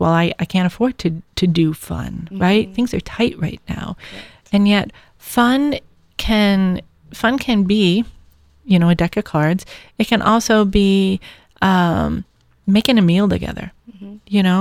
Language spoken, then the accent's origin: English; New York, United States; moved away; I was from New York